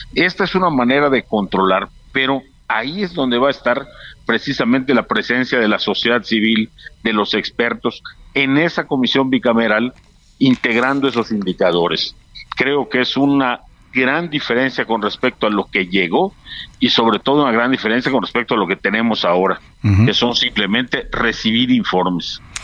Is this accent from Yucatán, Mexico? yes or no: yes; Yucatán, Mexico; Yo soy yucateco